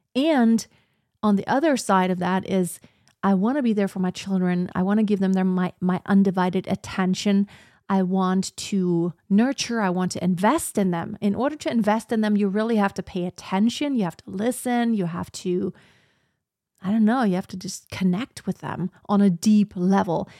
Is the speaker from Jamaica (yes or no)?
no; Germany; also born or lived in United States / Texas; it's where I was born. It's my home country.